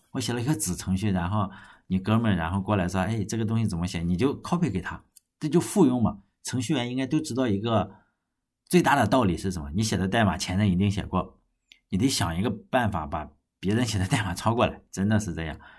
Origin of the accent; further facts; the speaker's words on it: China; 我们中国人